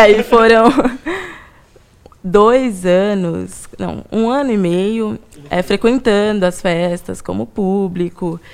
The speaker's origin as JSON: {"language": "Portuguese", "region": "São Paulo", "country": "Brazil", "tie": "born or raised there", "said": "eu sou daqui de São Paulo mesmo, nasci e cresci aqui"}